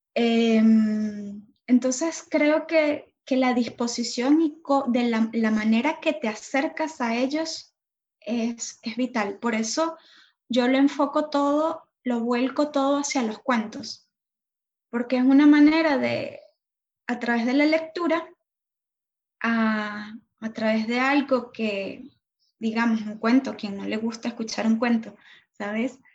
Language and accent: Spanish; Venezuela; moved away; also born or lived in Argentina; Venezuela porque soy venezolana